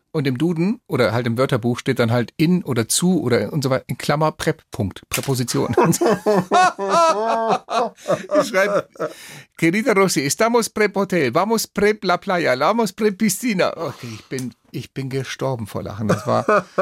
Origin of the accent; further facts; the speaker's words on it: Neu-Ulm, Bavaria, Germany; also born or lived in Málaga, Spain; ich bin ja hier in Neu-Ulm groß geworden